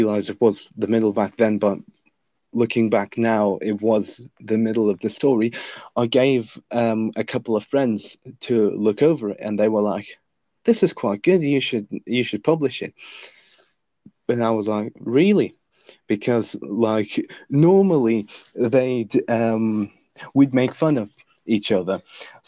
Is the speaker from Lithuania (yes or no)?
yes; Lithuania; first language Lithuanian; English is a second language; my native language, Lithuanian